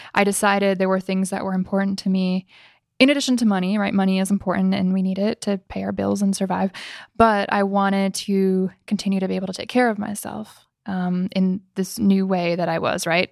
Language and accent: English; Midwest, United States; moved away; I came from the Midwest